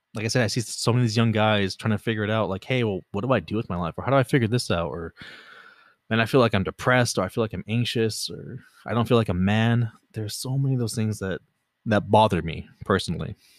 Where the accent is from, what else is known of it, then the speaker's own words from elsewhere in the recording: Los Angeles, California, United States; I was born in California, born and raised in California. Pretty much lived in L A the vast majority of my life, the L, general L A area.